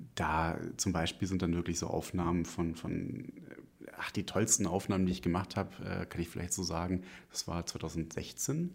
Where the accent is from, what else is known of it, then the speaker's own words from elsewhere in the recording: Lüneburg, Lower Saxony, Germany; now in Salzburg, Austria; Ursprünglich komme ich aus Lüneburg. Das ist eine sehr schöne, kleinere Stadt in der Nähe von Hamburg